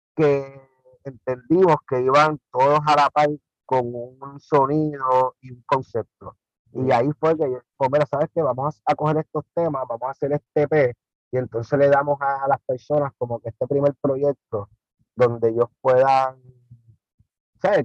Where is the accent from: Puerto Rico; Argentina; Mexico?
Puerto Rico; Carolina; yo soy nativo de Carolina